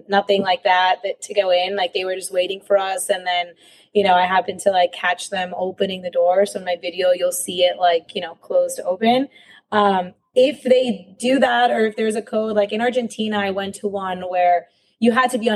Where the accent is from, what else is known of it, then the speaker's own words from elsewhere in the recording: Miami, Florida, United States; also born or lived in Mexico City; I was born in Mexico City, but yeah, I grew up here in Miami